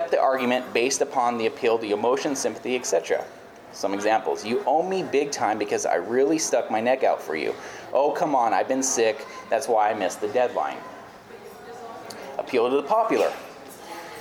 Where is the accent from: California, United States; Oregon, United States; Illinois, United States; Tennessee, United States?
California, United States; moved away; I grew up in California